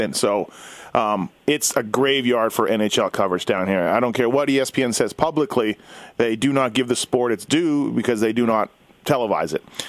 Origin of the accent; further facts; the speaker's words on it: Winnipeg, Manitoba, Canada; obviously I grew up in Winnipeg.